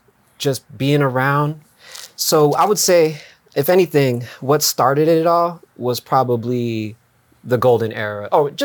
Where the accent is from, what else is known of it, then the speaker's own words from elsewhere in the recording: San Francisco, California, United States; also born or lived in Daly City; I was born in San Francisco